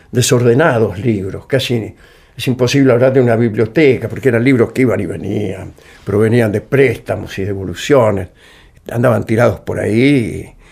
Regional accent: Morse, Buenos Aires, Argentina; Yo nací en Morse

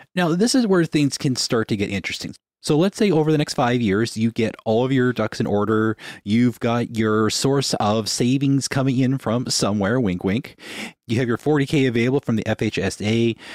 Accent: Winnipeg, Manitoba, Canada; We're from Winnipeg.

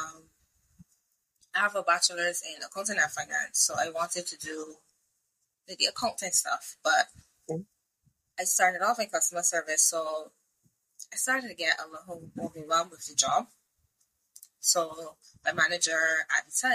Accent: Barbados; I'm from Barbados.

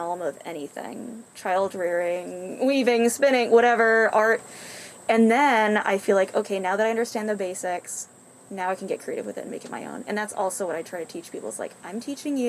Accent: New Jersey, United States; moved away as an adult; now in Kansas, United States; I'm originally from New Jersey.

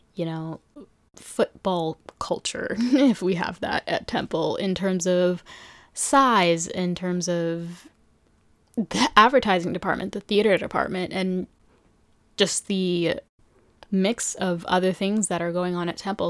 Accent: New York City, New York, United States; also born or lived in Philadelphia; born and raised in New York City

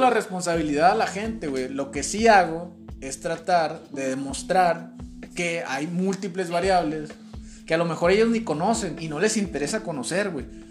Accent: Mexico

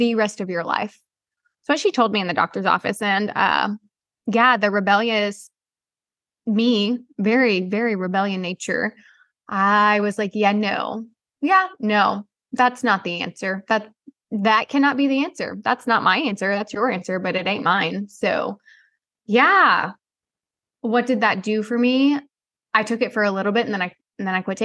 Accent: the Midwest, Missouri, United States; growing up in the Midwest, we live in Missouri

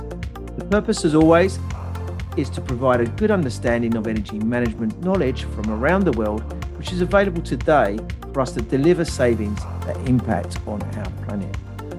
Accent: England, United Kingdom; they always know that I start with the weather, being typical English.

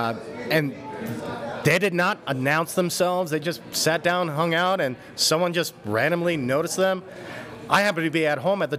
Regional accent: Czechia; now in United States; other Czech people

